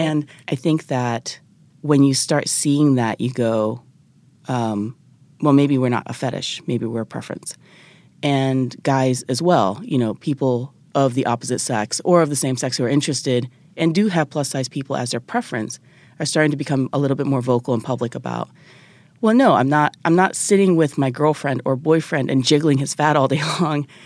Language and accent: English; Japan; moved away as an adult; also born or lived in United States; I'm originally from Japan